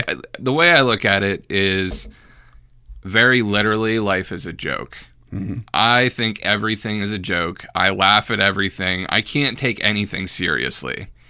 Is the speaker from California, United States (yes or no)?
no; Pittsburgh, Pennsylvania, United States; I was born in Pittsburgh.